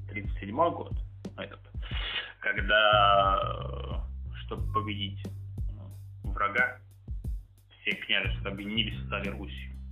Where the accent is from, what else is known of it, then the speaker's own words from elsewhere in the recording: Belarus; Сербы, славе, Словения, Словаки, украинцы, мы, белорусы.